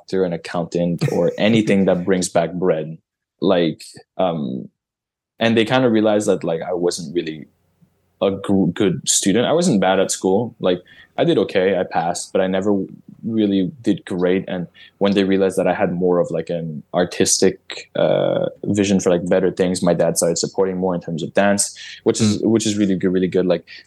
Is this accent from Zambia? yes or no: no; Montreal, Quebec, Canada; I was born and raised here